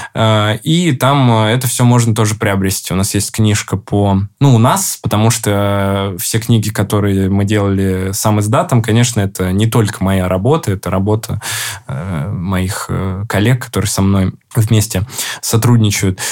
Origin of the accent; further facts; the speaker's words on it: Ryazan, Ryazan Oblast, Russia; moved away; Рязани, откуда я родом